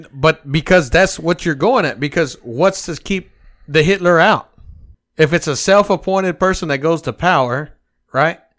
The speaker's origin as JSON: {"language": "English", "country": "United States", "said": "We, as the American people"}